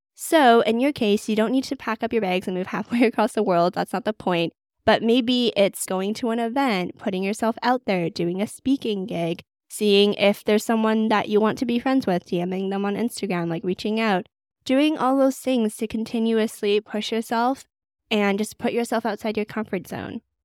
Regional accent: Vancouver, British Columbia, Canada; moved away as an adult; now in London, United Kingdom; I'm originally from Vancouver, Canada

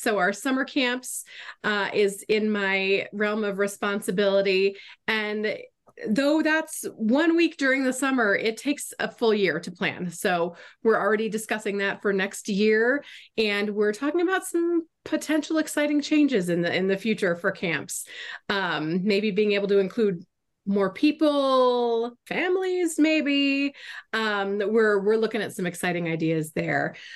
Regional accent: Florida, United States; moved away as an adult; also born or lived in Arizona; I grew up in Florida

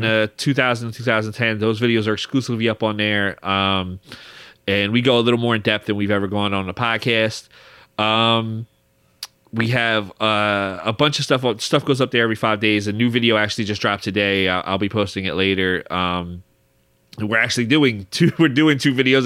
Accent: Philadelphia, Pennsylvania, United States; we're two guys from Philly

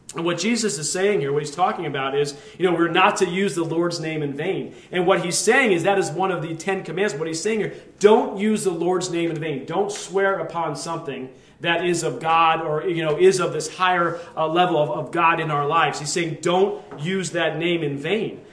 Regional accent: Lehigh Valley, Pennsylvania, United States; we grew up in the Lehigh Valley

